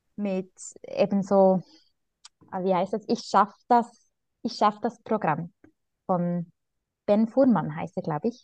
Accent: Switzerland; bei uns in der Schweiz

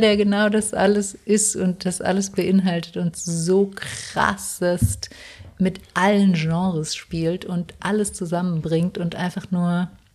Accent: South Tyrol, Trentino-Alto Adige, Italy; moved away; Ich habe auch noch meinen Hauptwohnsitz nach Südtirol verschoben

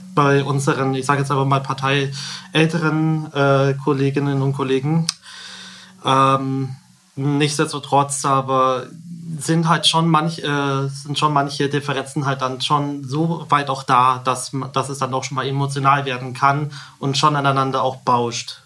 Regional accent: Kolbermoor, Bavaria, Germany; komme aus Kolbermoor

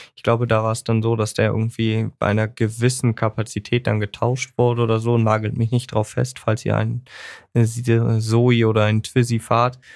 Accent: Germany; wir als Deutsche

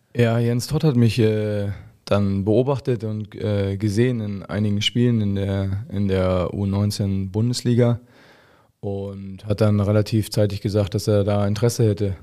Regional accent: Hoyerswerda, Saxony, Germany; ich bin in Hoyerswerda geboren

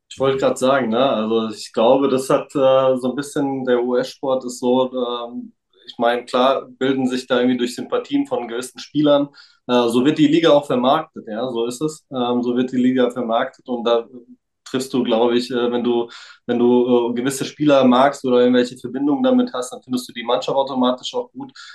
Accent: Frankfurt area, Hesse, Germany; also born or lived in Serbia (former Yugoslavia); also ich bin aus Raum Frankfurt, äh, Viertelstunde von Frankfurt entfernt, auch hier aufgewachsen, geboren tatsächlich nicht

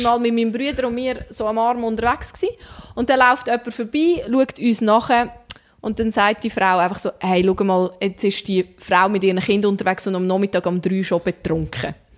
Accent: Central Switzerland, Switzerland; Das ist meine Heimat.

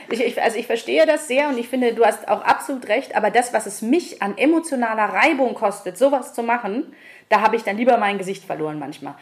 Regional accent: Munich, Bavaria, Germany; hier bin ich halt geboren und ich bin gerne hier und ich genieße die Vorzüge an München auf jeden Fall

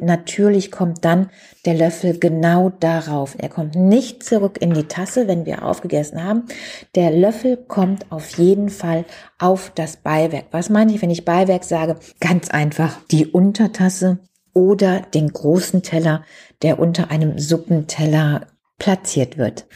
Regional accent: Germany; Bei uns in Deutschland

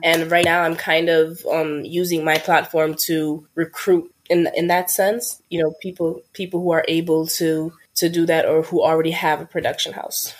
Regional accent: Mali; moved away; I'm originally from Mali, which is in West Africa.

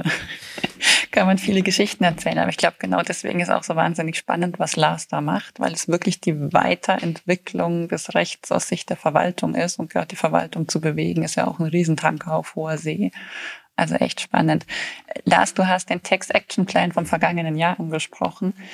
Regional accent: Bayreuth, Bavaria, Germany; ich bin auch in Bayreuth geboren

